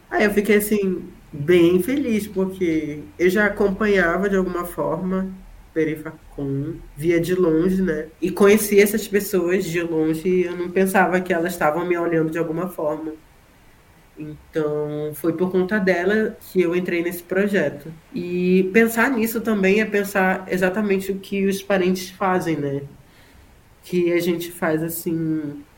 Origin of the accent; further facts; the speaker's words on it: Manaus, North Region, Brazil; accent: northern; moved away; ele tem um sotaque próximo a, ao meu que sou do norte, porque o S ele é ele é chiado